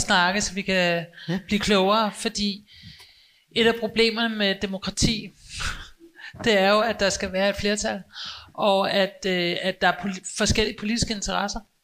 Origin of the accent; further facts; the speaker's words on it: Copenhagen, Capital Region of Denmark, Denmark; jeg er selv født og opvokset i København, også i Indre